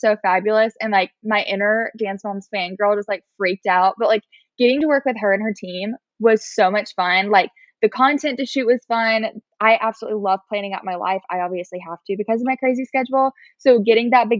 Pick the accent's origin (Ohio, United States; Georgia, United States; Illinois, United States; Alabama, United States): Alabama, United States; Montgomery; My boyfriend, Will, is in my hometown in Montgomery